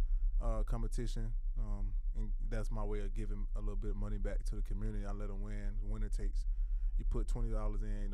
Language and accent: English; Toomsboro, Georgia, United States; also born or lived in Macon, Georgia; born in Macon, Georgia. You know, grew up in, like you said, I grew up in Toomsboro, Georgia. Back and forth, my mom lived in Macon.